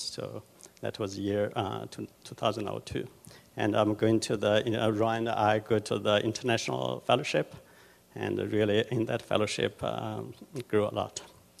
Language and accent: English; China; moved away as an adult; now in United States; I grew up in China on a village.